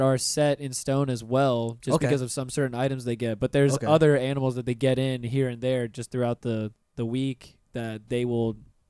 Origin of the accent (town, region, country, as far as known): Pensacola, Florida, United States; born or raised there; moved away